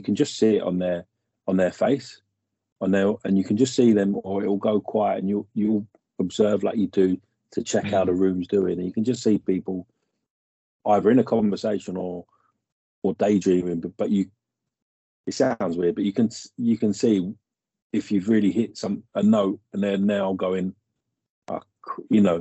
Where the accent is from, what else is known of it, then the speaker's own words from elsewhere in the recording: Hayes, London, United Kingdom; we've grown up in this. I live in Hayes, and we grew up around this area